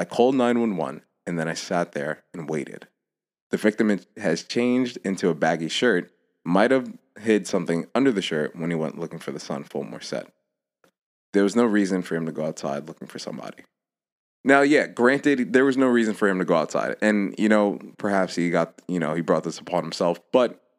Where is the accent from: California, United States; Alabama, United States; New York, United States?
New York, United States; This one hails all the way from New York. Shout out my hometown